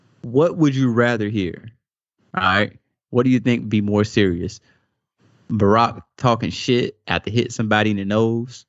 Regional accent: the South, United States; growing up in the South

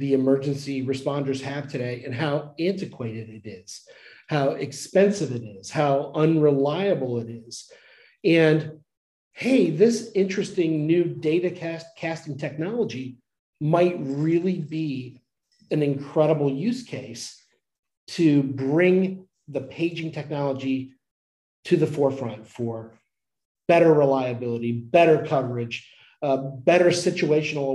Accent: Dayton/Cincinnati area, Ohio, United States; moved away as an adult; now in North Carolina, United States; I'm from Ohio, from the Dayton, Cincinnati area, went to Miami University

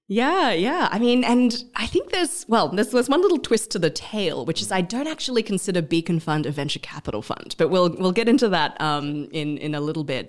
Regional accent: Australia; moved away as an adult; also born or lived in India; now in Vietnam; I'm Australian. I'm of Malaysian Chinese background

